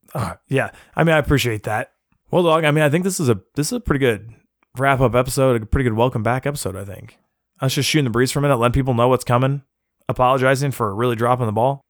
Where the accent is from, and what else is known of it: United States